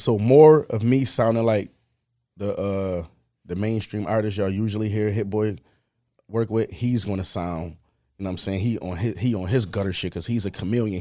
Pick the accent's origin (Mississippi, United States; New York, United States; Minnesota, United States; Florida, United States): New York, United States; Buffalo; was born on Montana Avenue on the east side